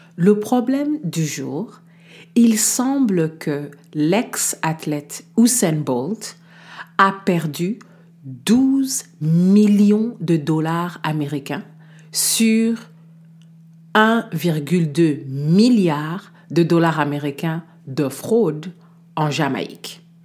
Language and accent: French; DR Congo; chez moi en République démocratique du Congo